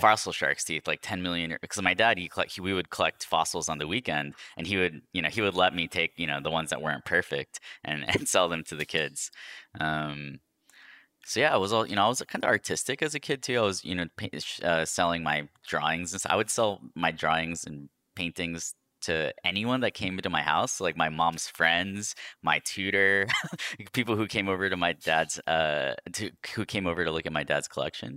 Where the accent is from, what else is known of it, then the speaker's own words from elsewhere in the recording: New York, United States; moved away; I was born in New York